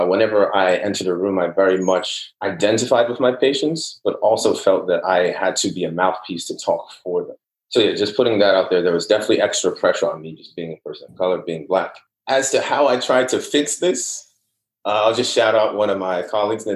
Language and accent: English; Newark, New Jersey, United States; also born or lived in Nigeria / Irvington, New Jersey / Union, New Jersey; I grew up in Newark and Irvington, then I moved to suburbs of Union.